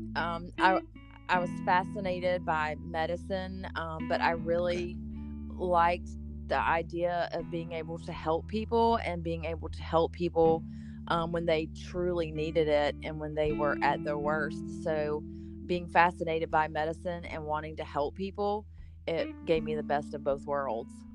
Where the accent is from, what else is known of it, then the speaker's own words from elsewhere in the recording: the South, United States; I was born and raised in the South, so I'm just I'm just a Southern girl